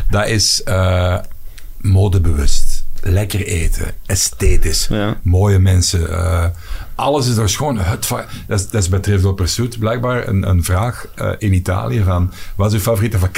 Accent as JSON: {"language": "Dutch", "region": "Flanders", "country": "Belgium"}